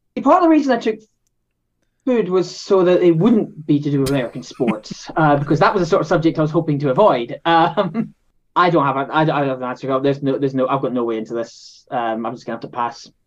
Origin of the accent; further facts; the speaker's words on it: Scotland, United Kingdom; If the accent doesn't give it away, I am from Scotland